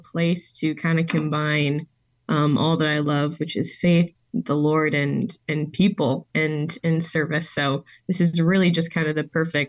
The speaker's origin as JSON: {"language": "English", "country": "United States", "moved": "yes", "said": "I am from the Twin Cities area. So I graduated from the University of Minnesota."}